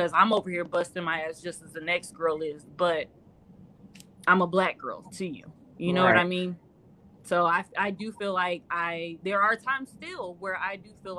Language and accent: English; South Carolina, United States; also born or lived in Atlanta; Because I lived in Atlanta in South Carolina, because I'm originally from South Carolina.